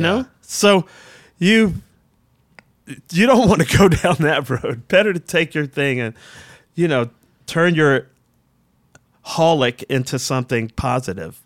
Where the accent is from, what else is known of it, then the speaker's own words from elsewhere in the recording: Washington, District of Columbia, United States; I'm from Southeast Washington, I'm a black dude from Southeast Washington